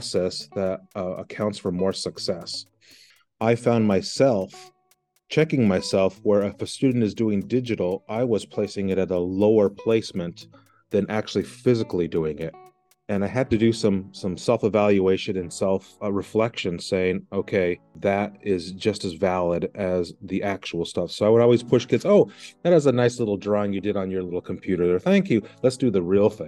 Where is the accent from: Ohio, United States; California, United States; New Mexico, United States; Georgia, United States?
New Mexico, United States; Santa Fe; moved away as an adult; now in Maine, United States; I'm originally from New Mexico, Santa Fe, and my wife kidnapped me and brought me to this very cold